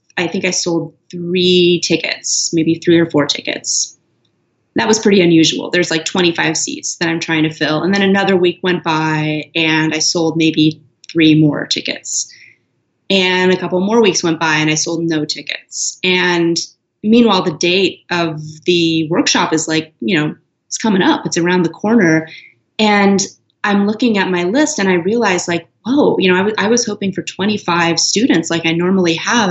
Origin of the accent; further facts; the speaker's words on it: Los Angeles, California, United States; moved away; Los Angeles, which is my hometown